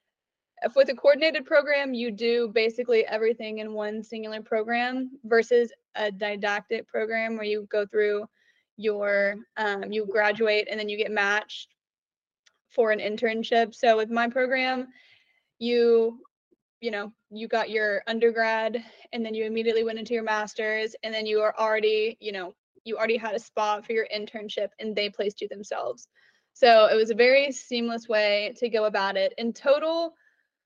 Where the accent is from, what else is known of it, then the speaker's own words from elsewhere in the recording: Oklahoma City, Oklahoma, United States; I grew up in Oklahoma City